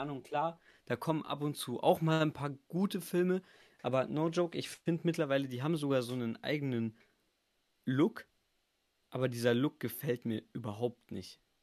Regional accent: Bavaria, Germany; bin ja in Bayern und ich bin ja auch in Bayern geboren.

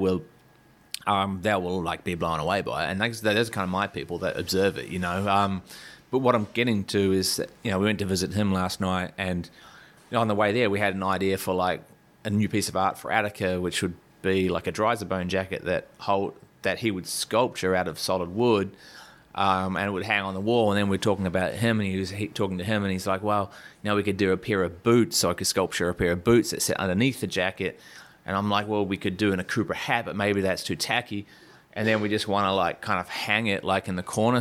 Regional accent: Taranaki, New Zealand; now in Australia; I grew up in Taranaki

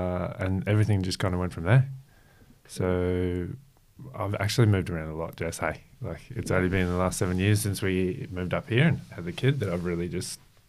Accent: Brisbane, Queensland, Australia; moved away as an adult; also born or lived in Melbourne / Gold Coast; now in Sunshine Coast, Australia; So I'm Brisbane based boy. Yeah. We moved there from Melbourne when I was like three

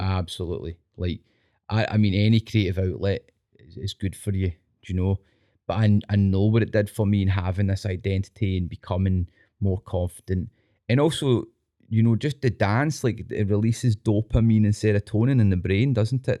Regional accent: Scotland, United Kingdom; being Scottish, right, and then I think we're quite a, an earthy people, Scottish people

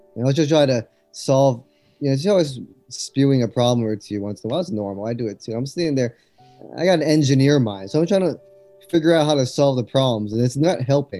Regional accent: Los Angeles, California, United States; moved away as an adult; also born or lived in Berkeley, United States / China; I grew up in Los Angeles, and I moved to China in 2010

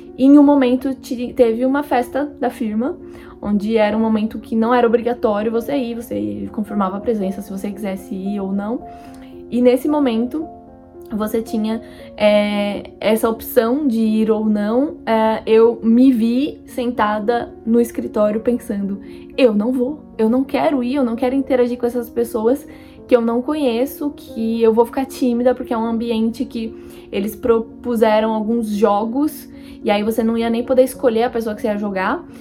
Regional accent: Brazil; moved away as an adult; now in France; morar vinte e dois anos no Brasil e, de repente, fui pra um país novo

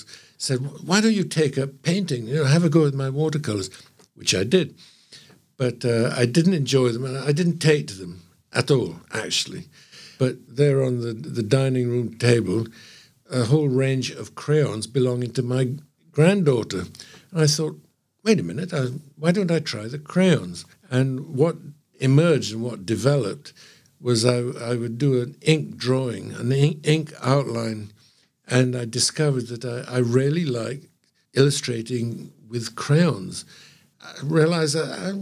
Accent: Trinidad & Tobago; now in England, United Kingdom; I grew up there in the West Indies and grew up in Trinidad

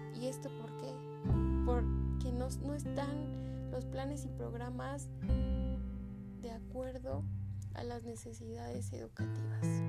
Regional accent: Mexico; como mexicanos

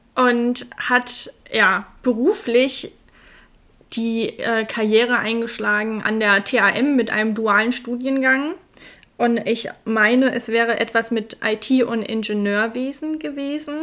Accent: Hesse, Germany; Da sind wir Hesse pur

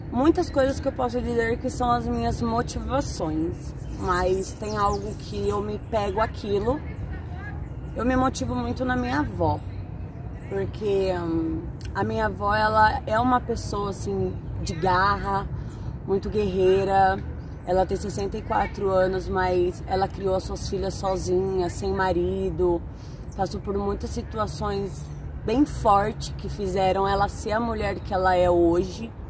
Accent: São Paulo, Brazil; now in São José do Rio Preto, Brazil; moro em São José do Rio Preto hoje, mas sou da capital de São Paulo

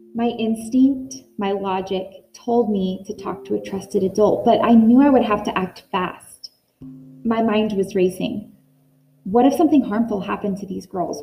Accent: Northern California, United States; Growing up in Northern California

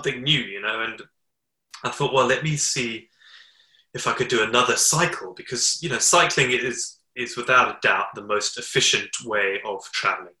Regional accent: Zimbabwe; now in United Kingdom; I was born in Zimbabwe

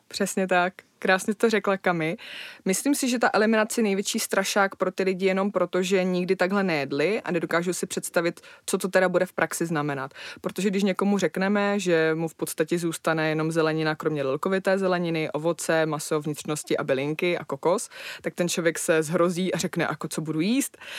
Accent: Moravia, Czechia; já pocházím z Moravy

